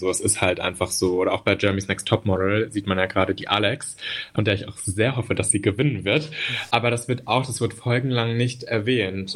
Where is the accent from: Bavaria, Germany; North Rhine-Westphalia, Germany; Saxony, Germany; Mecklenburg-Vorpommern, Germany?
North Rhine-Westphalia, Germany; Münster; now in Berlin, Germany; Ich bin im Münsterland aufgewachsen